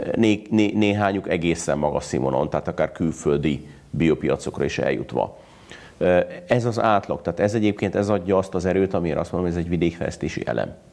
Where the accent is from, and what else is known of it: Hungary